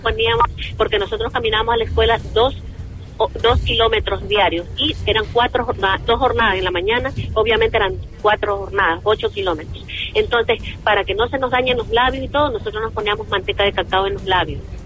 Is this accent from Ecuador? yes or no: yes; Ecuador; also born or lived in United States; la riqueza que yo tenía en mi país